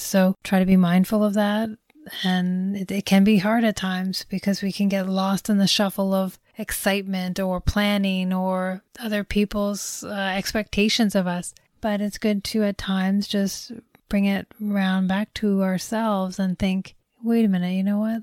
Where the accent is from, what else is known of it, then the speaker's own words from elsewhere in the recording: Toronto, Ontario, Canada; I am from Toronto, but not from downtown